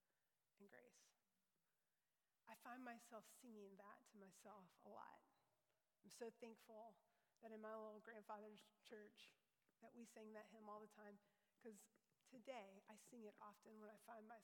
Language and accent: English; Louisville, United States; When I was growing up in Louisville Bible Church